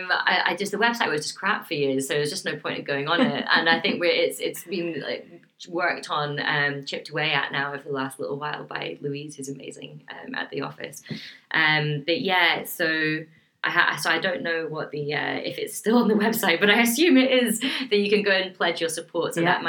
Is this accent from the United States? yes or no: no; Dornoch, Scotland, United Kingdom; I grew up in Dornoch